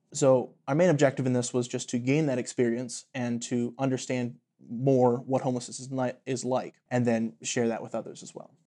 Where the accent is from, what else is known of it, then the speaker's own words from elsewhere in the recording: Latrobe, Pennsylvania, United States; I am from Latrobe, Pennsylvania